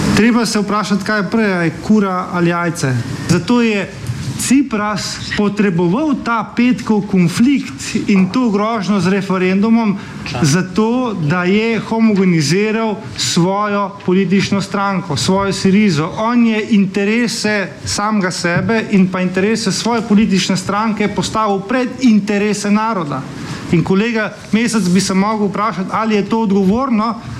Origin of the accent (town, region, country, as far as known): Slovenia